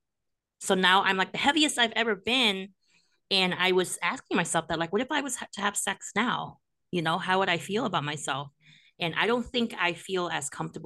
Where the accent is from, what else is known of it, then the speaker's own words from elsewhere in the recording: Monterey Park, California, United States; I'm Cambodian, but I grew up in Monterey Park, and I went to school there